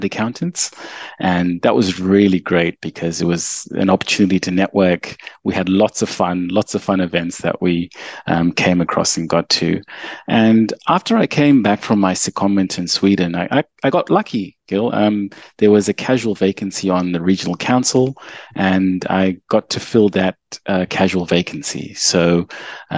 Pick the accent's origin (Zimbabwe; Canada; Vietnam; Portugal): Zimbabwe; moved away as an adult; now in Perth, Australia; I was born in Zimbabwe and came to Australia as an international student